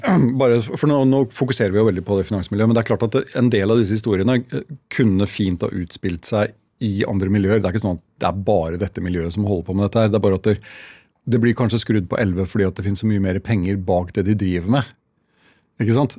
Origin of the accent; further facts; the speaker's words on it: Halden, Østfold, Norway; jeg er fra Halden